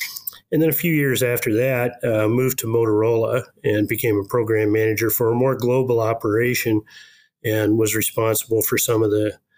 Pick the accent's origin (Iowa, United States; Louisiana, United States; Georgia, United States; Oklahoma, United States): Iowa, United States; Newton; moved away; I was born in Iowa, and so I grew up out there, and my grandparents were farmers, and my dad owned a lumber yard